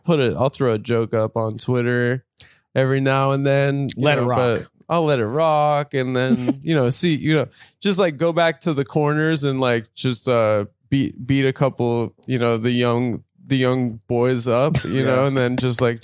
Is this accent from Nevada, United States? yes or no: yes; Las Vegas, Nevada, United States; moved away; when I was growing up in Vegas